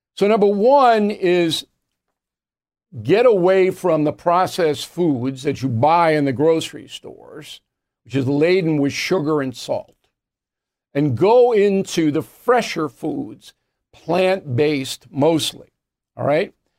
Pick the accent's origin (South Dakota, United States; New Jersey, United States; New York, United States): New York, United States; Levittown; moved away; Levittown, New York, my hometown.